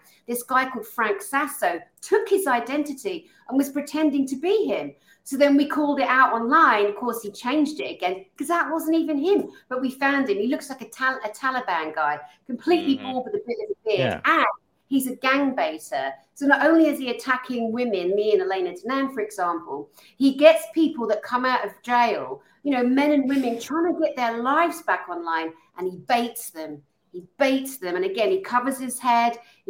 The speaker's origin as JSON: {"language": "English", "town": "Tongue", "region": "Scotland", "country": "United Kingdom", "said": "I am Scottish and I am a warrior. I'm a Highlander from Tongue and Sutherlandshire."}